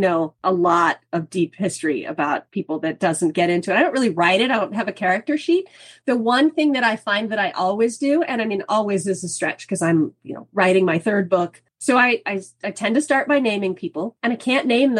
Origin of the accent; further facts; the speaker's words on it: Kansas, United States; moved away as an adult; I grew up in Kansas.